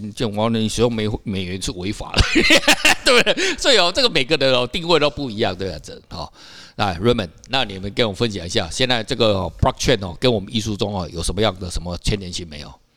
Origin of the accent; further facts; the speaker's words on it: Taiwan; 我们台湾人